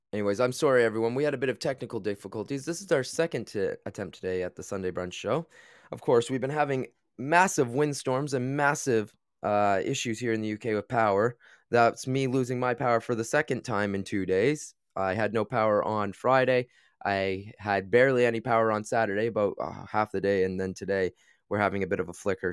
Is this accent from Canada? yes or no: yes; Canada; moved away as an adult; also born or lived in China; now in United Kingdom; I am from Canada originally, I taught in the U K now for about eight years